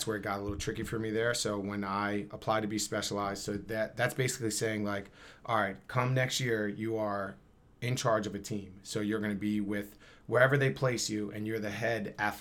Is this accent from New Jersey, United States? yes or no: yes; Camden, New Jersey, United States; I'm from Camden